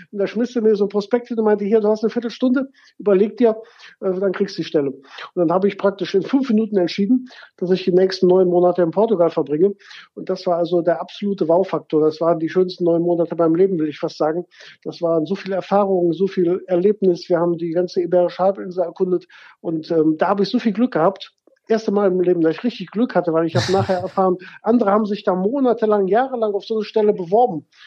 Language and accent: German; Gummersbach, North Rhine-Westphalia, Germany; now in Cologne, Germany; bin 1999, wie eben gesagt, nach Köln gekommen. Ich meine, ich komme aus Gummersbach, das ist nicht so weit her